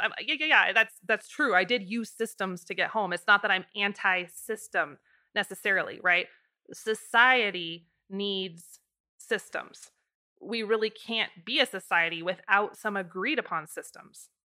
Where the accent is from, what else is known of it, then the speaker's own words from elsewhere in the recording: United States; living in America as an American